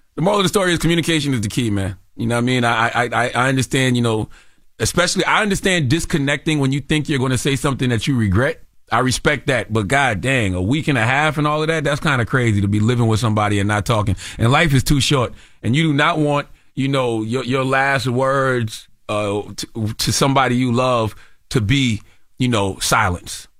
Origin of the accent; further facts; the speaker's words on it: South Carolina, United States; I'm a Gamecock fan because I'm from South Carolina